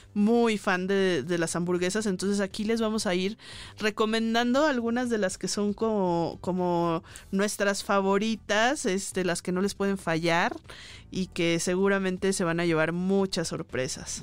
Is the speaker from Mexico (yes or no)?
yes; Guadalajara, Jalisco, Mexico; now in Mexico City, Mexico; yo soy de provincia, que soy de Guadalajara